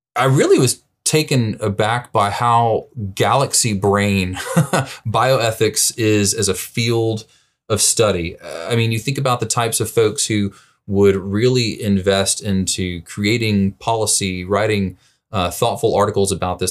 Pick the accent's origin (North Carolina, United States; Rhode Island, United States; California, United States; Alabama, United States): Alabama, United States; Birmingham; also born or lived in St. Louis, Missouri; now in Vernon Hills, United States; my roots, I'm originally from Birmingham, Alabama